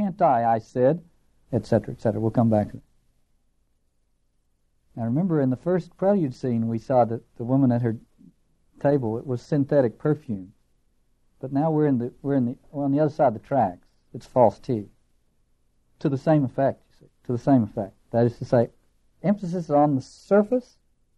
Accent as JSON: {"language": "English", "region": "Appalachia", "country": "United States", "accent": "hillbilly", "said": "I end up sounding like a hillbilly, which I am."}